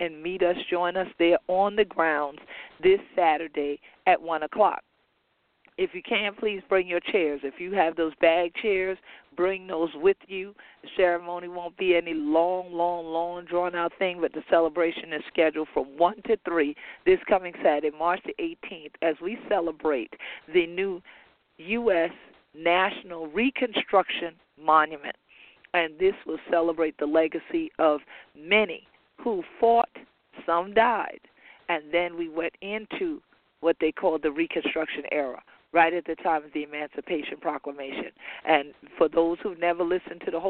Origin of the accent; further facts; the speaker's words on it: Gullah/Geechee Sea Islands, United States; who we be on these islands in the sea. We're going from Jacksonville, North Kakalaki, to Jacksonville, Florida